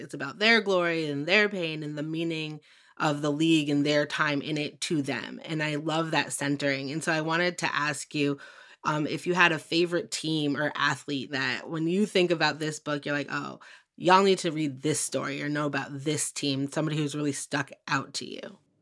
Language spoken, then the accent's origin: English; Western Massachusetts, United States; I grew up in Western Mass